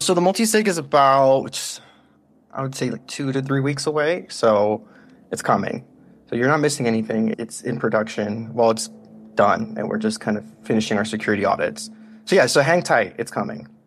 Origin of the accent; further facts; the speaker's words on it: United States; we're so American